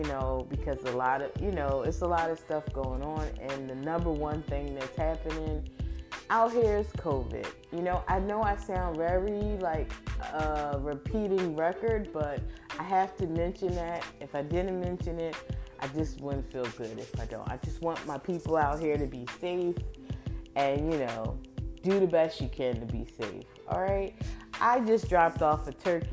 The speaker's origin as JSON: {"language": "English", "town": "Philadelphia", "region": "Pennsylvania", "country": "United States", "said": "I'm from Philly"}